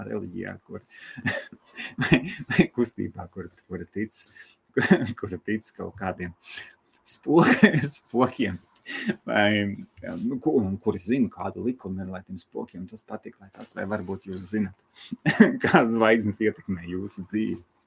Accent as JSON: {"language": "Latvian", "country": "Latvia", "said": "Mēs esam latvieši"}